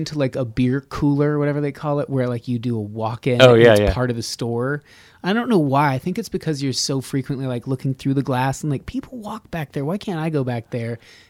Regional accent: Nevada, United States; And I'm from Nevada.

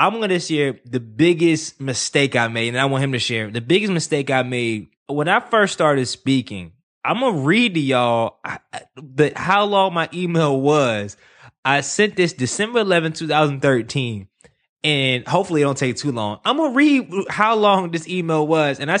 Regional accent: Durham, North Carolina, United States; Growing up in Durham, North Carolina, I never knew anyone around my age who graduated from college

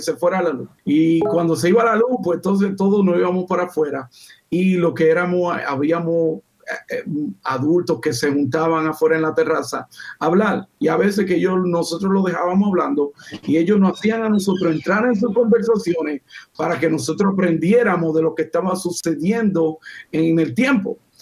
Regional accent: Dominican Republic; now in United States; yo vengo de República Dominicana

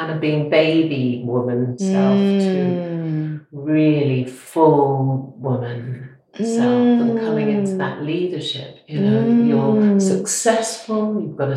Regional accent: Preston, North West England, United Kingdom; moved away; also born or lived in Yorkshire; I was born in Preston.

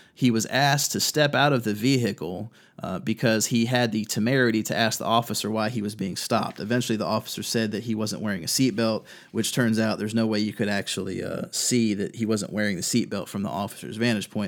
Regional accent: North Carolina, United States; In my home state of North Carolina

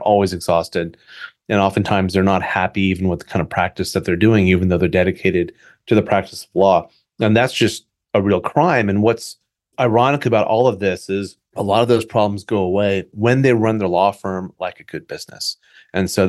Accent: New Jersey, United States; now in California, United States; I was born in New Jersey.

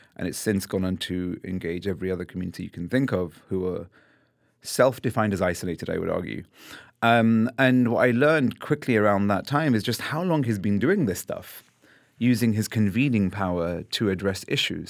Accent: London, United Kingdom; I was born and raised in London

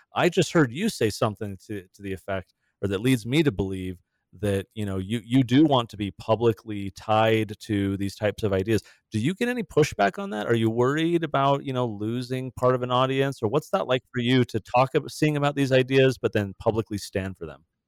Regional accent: Southern California, United States; I grew up in Southern California

